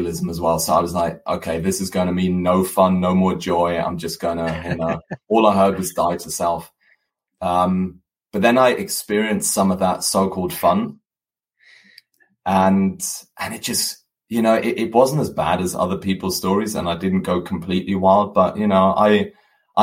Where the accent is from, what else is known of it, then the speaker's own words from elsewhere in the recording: Germany; moved away as an adult; also born or lived in United Kingdom / South Africa; half German, half English, born and raised in Germany, studied in the UK, studied a business degree, and then moved halfway across the world, lived in South Africa for 6 years, and then came back to Germany.